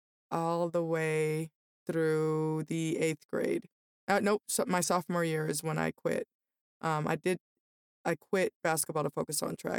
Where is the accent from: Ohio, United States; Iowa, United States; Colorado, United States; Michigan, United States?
Colorado, United States; Denver; also born or lived in Las Vegas / Aurora; I grew up in Denver. My kindergarten and first grade, we lived in Las Vegas, and I went to the same school.